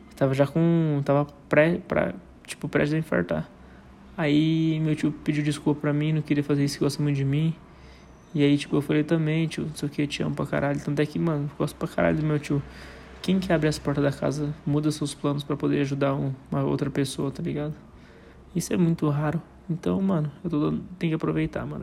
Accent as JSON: {"language": "Portuguese", "country": "Brazil", "tie": "born or raised there", "said": "lá no São Lucas, lá perto de onde eu nasci, que eu morava no bairro do lado, que era o São Mateus."}